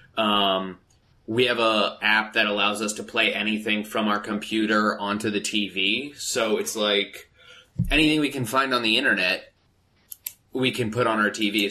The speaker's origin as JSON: {"language": "English", "town": "Phoenix", "region": "Arizona", "country": "United States", "tie": "born or raised there", "moved": "yes", "lives_now": "Los Angeles, United States", "said": "being in Los Angeles and growing up in Phoenix"}